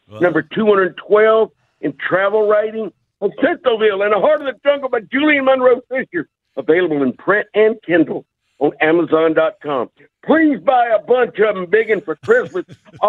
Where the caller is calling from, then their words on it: Belize; I'm calling from Belize. I've called you. This is the 27th year I've called you for Thanksgiving weekend.